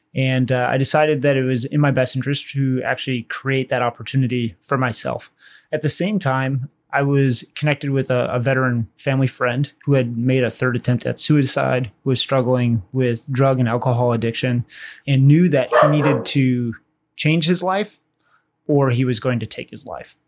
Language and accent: English; Waukesha, Wisconsin, United States; I'm from Wisconsin, uh, Waukesha, Wisconsin